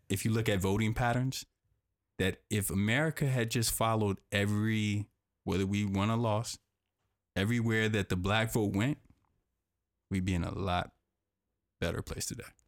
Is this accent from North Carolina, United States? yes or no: yes; North Carolina, United States; I grew up in North Carolina, I grew up in North Carolina.